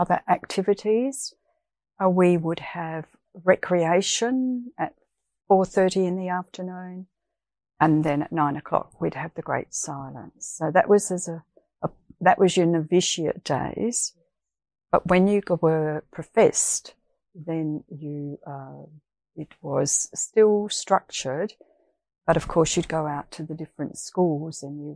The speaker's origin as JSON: {"language": "English", "town": "Dulwich", "region": "South Australia", "country": "Australia", "tie": "born or raised there", "moved": "as an adult", "lives_now": "Perth, Australia", "said": "originally I was born in Dulwich in South Australia, and I moved over to Perth in 1983"}